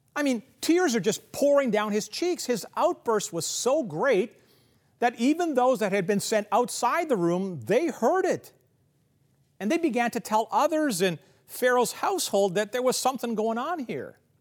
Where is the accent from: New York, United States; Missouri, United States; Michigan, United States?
Missouri, United States; Kansas City; where I grew up in Kansas City